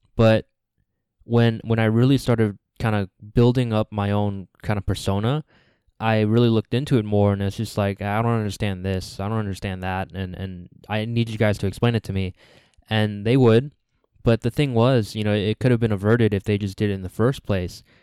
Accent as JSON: {"language": "English", "country": "United States", "tie": "born or raised there", "said": "the second generations like me, the people that are born here like me"}